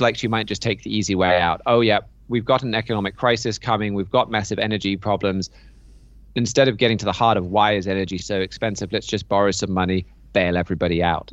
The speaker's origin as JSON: {"language": "English", "country": "United Kingdom", "said": "as a British citizen and taxpayer"}